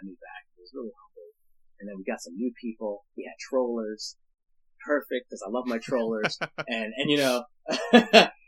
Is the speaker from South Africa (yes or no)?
no; Canada; I am Canadian